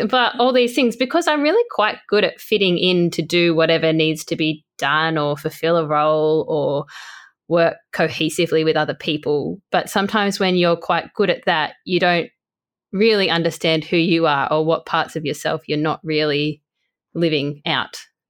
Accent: Port Macquarie, New South Wales, Australia; moved away; growing up in a coastal town and me and my partner actually moving back to Port Macquarie soon

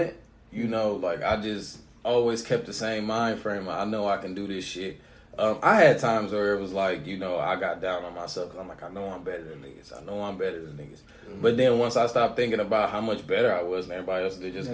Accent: Canton, United States; moved away; back at home in my hometown in Canton

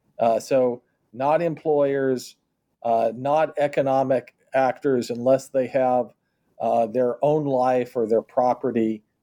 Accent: Kansas City, Missouri, United States; So in my hometown of Kansas City, there is an entertainment district just next door called Westport.

